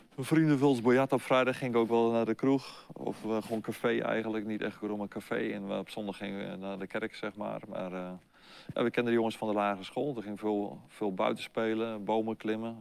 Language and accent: Dutch; Nijkerk, Gelderland, Netherlands; ben geboren op 8 juli 1959, dat is voor jullie geboorte, in Nijkerk op de Veluwe. Okay. Dus eh, daar ben ik geboren en eh, opgegroeid